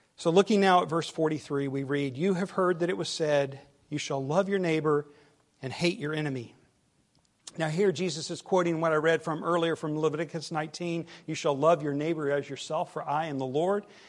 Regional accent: the South, United States; accent: southern

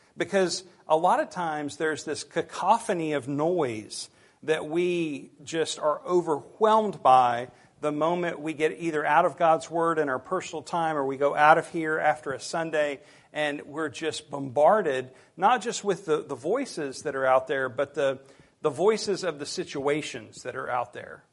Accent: United States; us as American Christians

